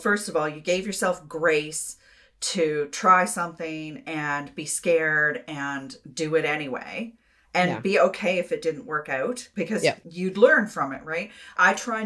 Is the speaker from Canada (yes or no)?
yes; Florenceville, New Brunswick, Canada; I'm from a small town. I'm from Florenceville, New Brunswick. So I'm from a really small town too